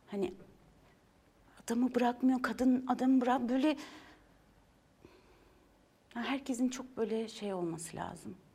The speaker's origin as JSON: {"language": "Turkish", "region": "Istanbul", "country": "Turkey", "tie": "born or raised there", "said": "Ee, yok Fenerbahçe'de doğdum. Çok Fenerbahçe'yi de çok severim. Sonra Nişantaşı'n"}